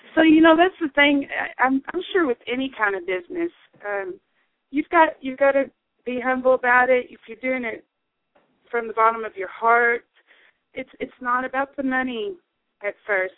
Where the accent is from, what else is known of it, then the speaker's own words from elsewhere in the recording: the Ozarks, Arkansas, United States; also born or lived in New York City; I was born in the Delta. I grew up in the Ozarks, and I'm, you know, I'm an Arkansas girl